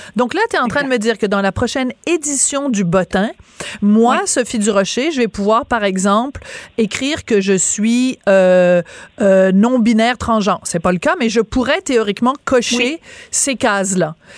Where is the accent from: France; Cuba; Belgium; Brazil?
France; accent: French; now in Quebec, Canada; j'ai un accent français